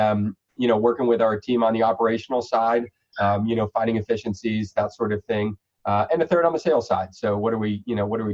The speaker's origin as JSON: {"language": "English", "region": "Florida", "country": "United States", "tie": "born or raised there", "said": "I'm a Florida guy. So we born and raised here"}